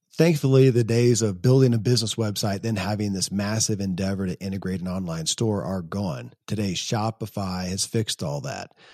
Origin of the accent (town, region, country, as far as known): Kentucky, United States; born or raised there